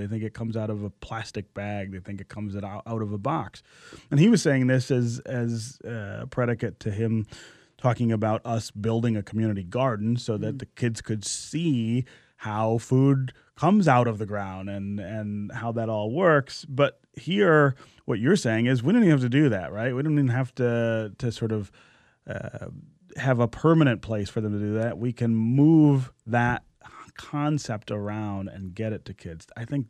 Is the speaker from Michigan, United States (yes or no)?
yes; Detroit, Michigan, United States; born there; I spent a lot of time in the neighborhood where I was born here in Detroit, over on the west side near St. Cecilia, Grand River, and Livernois.